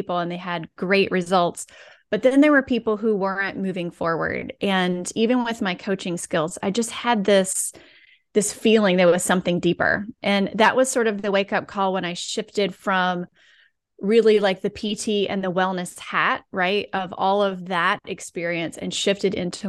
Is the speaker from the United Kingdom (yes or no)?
no; the South, United States; because I'm from the South, we'll throw in like obedient and selfless.